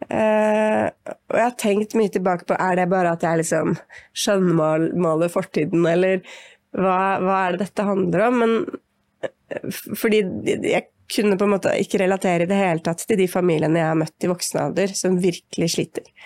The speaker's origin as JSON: {"language": "Norwegian", "town": "Siggerud", "region": "Akershus", "country": "Norway", "tie": "born or raised there", "said": "Jeg vokste opp på Sigrud, eh, som var en lite altså Da vi flytta dit, så var det en liten skogsbygd, på en måte, mellom Ski og Ytre Enebakk. Eh, ja, ca. en halvtime utafor Oslo."}